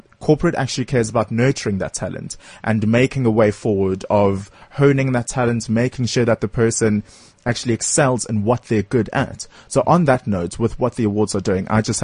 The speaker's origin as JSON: {"language": "English", "country": "South Africa", "said": "as a South African"}